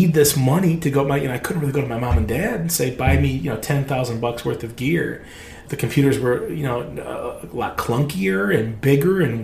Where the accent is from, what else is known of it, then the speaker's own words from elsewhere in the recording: Northern Michigan, United States; moved away as an adult; also born or lived in Alaska; I'm from Northern Michigan